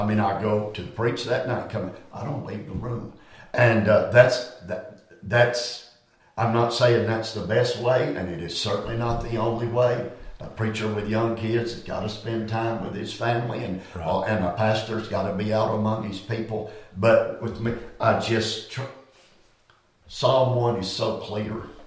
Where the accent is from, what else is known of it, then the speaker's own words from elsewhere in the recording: Greenville County, South Carolina, United States; Rocky Creek Baptist Church in Greenville County, South Carolina, in Sunday school class. I was a six year old lad